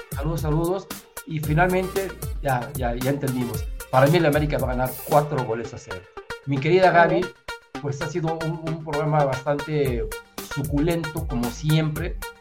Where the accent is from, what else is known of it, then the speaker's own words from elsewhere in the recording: Mexico City, Mexico; Yo soy de la Ciudad de México